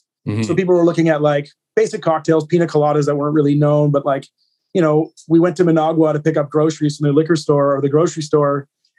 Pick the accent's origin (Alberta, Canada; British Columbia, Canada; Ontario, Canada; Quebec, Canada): British Columbia, Canada; Vancouver; also born or lived in Nicaragua; now in Kelowna, Canada; I grew up in Vancouver.